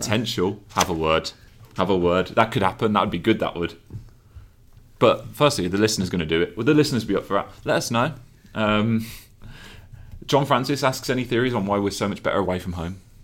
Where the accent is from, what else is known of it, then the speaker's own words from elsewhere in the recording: Birmingham, West Midlands, United Kingdom; accent: Brummie; That's my Brumley accent coming out